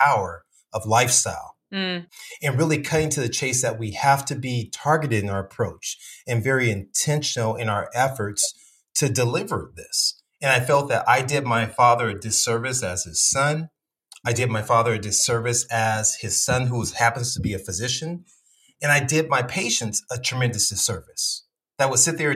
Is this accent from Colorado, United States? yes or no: no; Compton, California, United States; moved away as an adult; also born or lived in South Central LA / Alabama; growing up in Compton